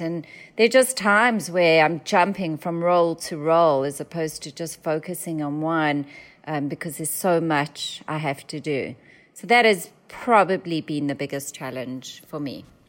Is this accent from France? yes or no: no; South Africa; accent: South African; now in San Diego, United States; my South African accent